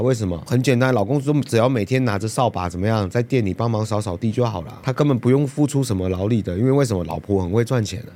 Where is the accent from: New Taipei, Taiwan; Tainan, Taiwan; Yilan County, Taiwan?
Yilan County, Taiwan; 他们基本上就是都是，都是以兰在地人嘛